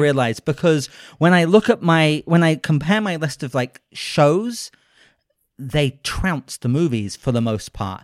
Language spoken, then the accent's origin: English; United Kingdom; I'm a British gentleman